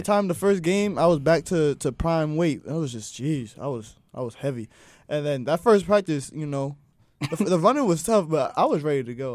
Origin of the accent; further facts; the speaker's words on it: Hopewell Junction, New York, United States; I am from Hopewell Junction, New York. That is upstate